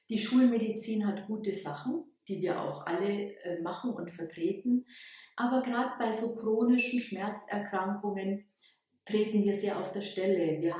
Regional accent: Bavaria, Germany; now in Ulm, Germany; So hat es mich hierher verschlagen. Ursprünglich komme ich aus der Oberpfalz und habe dann hier in, in Ulm studiert

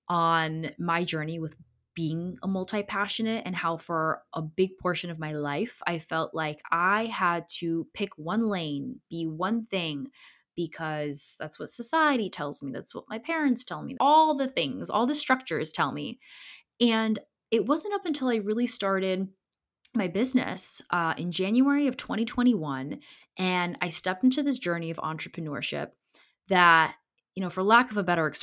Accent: Connecticut, United States; also born or lived in Poland; I was born in Poland in 92 and I'm an immigrant. I came over with my family in 94 after my brother was born shortly. And my upbringing in Poland and me growing up as a Polish immigrant in Connecticut

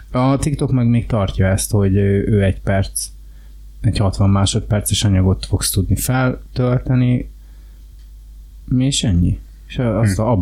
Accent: Hungary; rájött, hogy én magyar

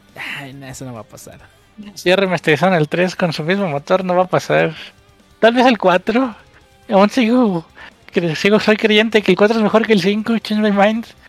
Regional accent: Mexico; aquí en México

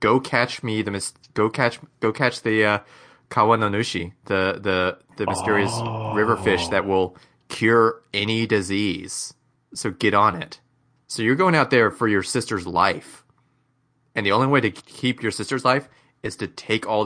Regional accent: Mississippi, United States; an American from the from Mississippi

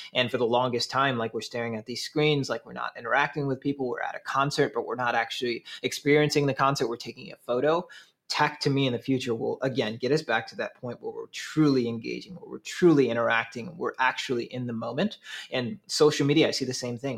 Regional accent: Saint Paul, Minnesota, United States; now in Milwaukee, United States; I'm originally from Twin Cities. Grew up in uh, Highland Park area

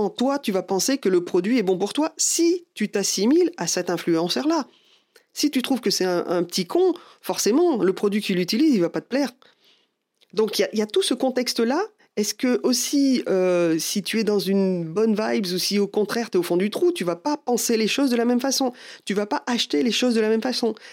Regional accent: France; Bon, bah, je suis désolé, mais déjà en tant que Français, on est râleur.

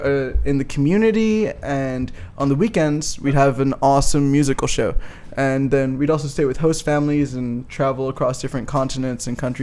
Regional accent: Bermuda; I'm from Bermuda. I am here in Minnesota

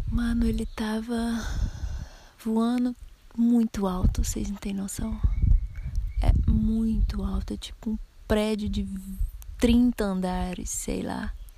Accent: Minas Gerais, Brazil; accent: mineiro; o sotaque mineiro que a gente tem, né? Quase caipira

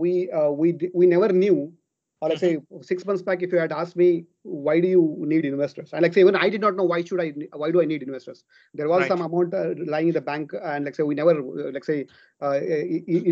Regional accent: Hubli, Karnataka, India; moved away as an adult; also born or lived in Qatar / UAE; right now I'm staying in my hometown, Hubli.

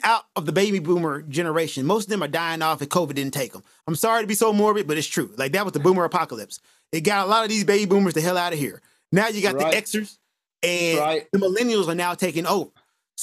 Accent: United States; as a black guy growing up in America

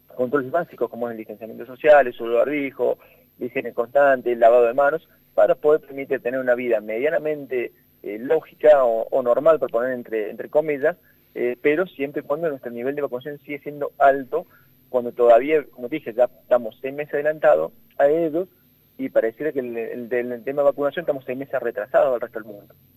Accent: Argentina

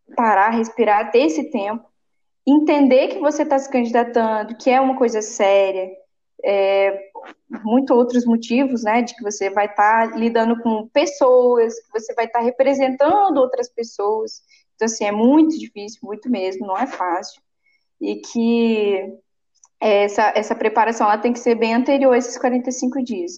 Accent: Bahia, Brazil; now in Espírito Santo, Brazil; Eu sou baiana, minha família também, todo mundo nordestino.

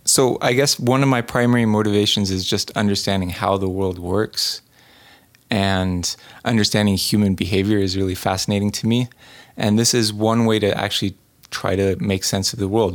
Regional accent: New England, United States; growing up in New England

